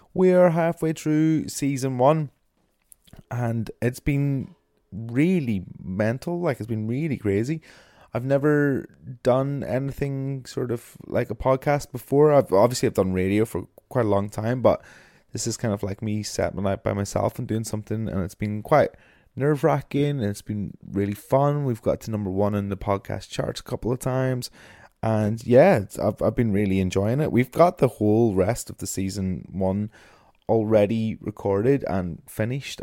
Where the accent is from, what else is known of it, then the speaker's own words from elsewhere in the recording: Northern Irish, Northern Ireland, United Kingdom; now in Brighton, United Kingdom; I am a Northern Irish music nerd